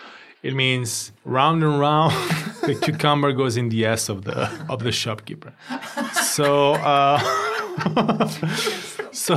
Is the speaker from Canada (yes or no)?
no; Milan, Lombardy, Italy; moved away; I was born in Milan, but my parents weren't from Milan. So the kids that were from Milan, they would mug me up from my accent, for the way I was talking. So I adapted my dialect to the Milan type.